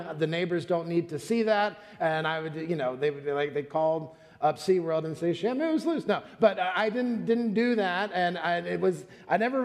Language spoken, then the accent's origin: English; Florida, United States; moved away; I'm from Florida